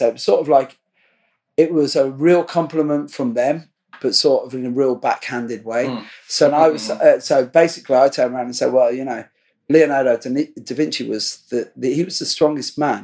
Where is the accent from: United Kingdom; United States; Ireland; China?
Ireland; I'm an Irish construction worker